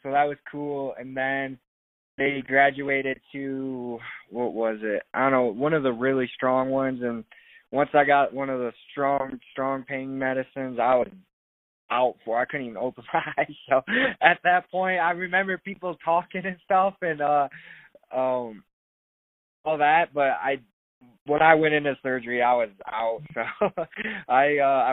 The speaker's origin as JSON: {"language": "English", "town": "Sterling", "region": "Illinois", "country": "United States", "moved": "yes", "said": "I'm from Illinois, a small town called Sterling"}